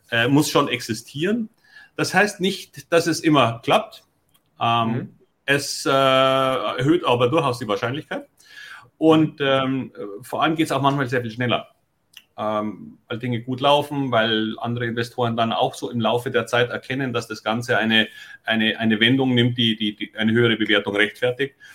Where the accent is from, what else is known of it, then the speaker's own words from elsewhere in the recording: Munich, Bavaria, Germany; now in Hamburg, Germany; man hört ja, dass ich nun kein Hamburger bin, sondern ich komme aus München. Und warum wechselt ein Münchner nach Hamburg?